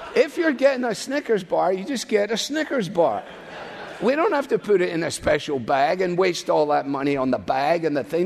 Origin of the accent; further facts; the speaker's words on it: Scotland, United Kingdom; now in United States; as a Scotsman